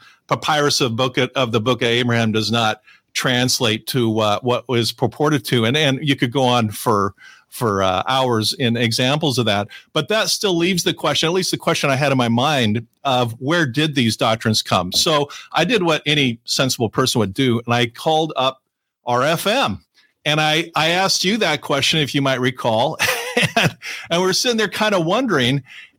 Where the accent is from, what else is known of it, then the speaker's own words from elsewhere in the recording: California, United States; I grew up here in Southern California where I am now